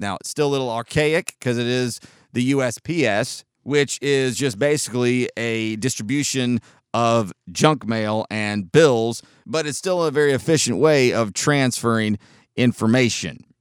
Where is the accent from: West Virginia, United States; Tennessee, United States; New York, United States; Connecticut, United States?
Tennessee, United States; Chattanooga; also born or lived in San Diego, California / Georgia; my entire life, though I've been back to Southern California where I was born in San Diego a couple of times, I am a Chattanooga, Tennessee guy